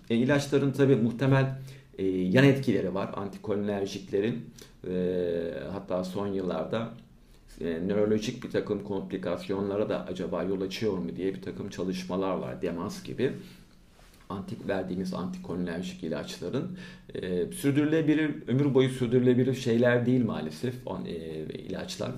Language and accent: Turkish; İzmir, Turkey; also born or lived in Aydın; Ben İzmir doğumluyum. İlk orta lise e, eğitimlerimi İzmir'de yaptım.